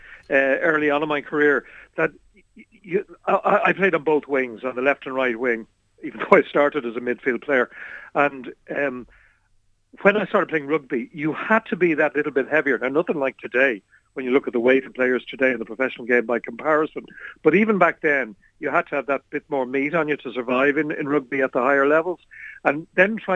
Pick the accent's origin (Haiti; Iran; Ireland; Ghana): Ireland; Dublin, Leinster; When I was growing up, I'm from Harold's Cross, from a very working class part of Dublin.